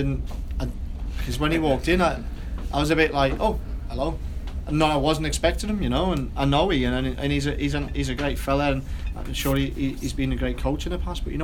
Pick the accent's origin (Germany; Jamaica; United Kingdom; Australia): United Kingdom; Wigan, North West England; because I come from Wigan where it was really a working class club.